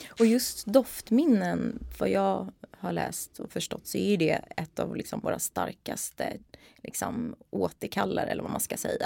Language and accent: Swedish; Stockholm, Stockholm County, Sweden; där är jag uppvuxen med eh, min mamma och min pappa